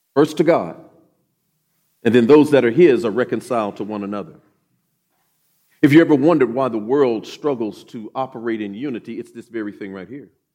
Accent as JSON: {"language": "English", "town": "Oklahoma City", "region": "Oklahoma", "country": "United States", "tie": "born or raised there", "also_born_or_lived": "Grand Forks, North Dakota / Mountain Home, Idaho", "said": "I grew up here in Oklahoma City, uh, graduated from Douglas High School"}